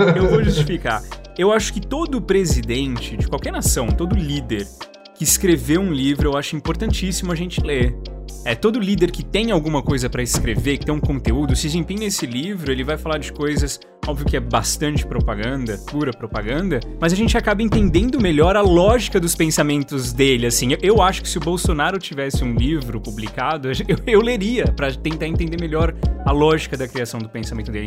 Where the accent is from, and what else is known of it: Brazil